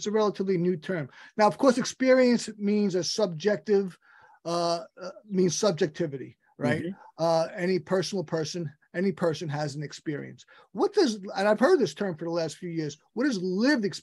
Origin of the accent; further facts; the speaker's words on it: New York City, New York, United States; I'm born and raised in Brooklyn